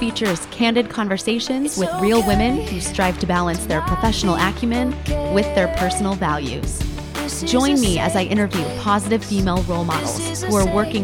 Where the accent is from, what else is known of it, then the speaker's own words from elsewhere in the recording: near Chino, Southern California, United States; I grew up close to there